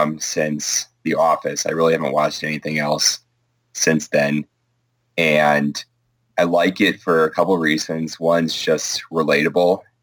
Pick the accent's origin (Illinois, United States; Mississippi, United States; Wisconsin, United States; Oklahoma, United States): Wisconsin, United States; suburb of Milwaukee; My hometown, about, it's a suburb of Milwaukee, but it's about 30,000 people in the south.